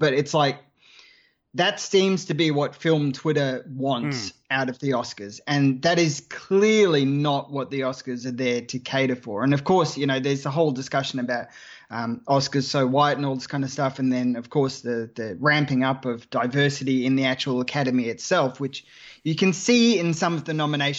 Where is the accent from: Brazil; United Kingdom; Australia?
Australia; accent: Australian; I'm Australian.